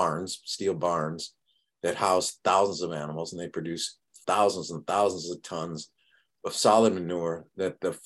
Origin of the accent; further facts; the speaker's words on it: New York, United States; I grew up in New York